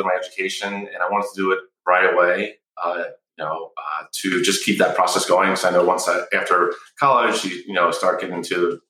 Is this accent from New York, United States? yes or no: yes; New York, United States; moved away as an adult; also born or lived in New England / Malibu, California; I grew up in the Northeast in New York.